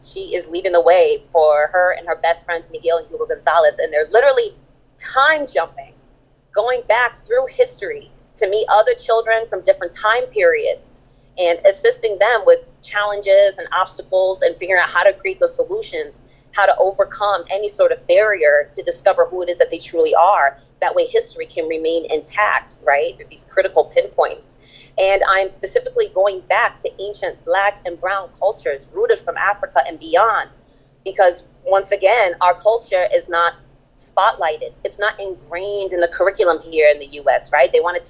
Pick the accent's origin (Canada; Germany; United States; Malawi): Germany; Berlin; I just came back from Berlin, Germany, from my hometown of Charlottenburg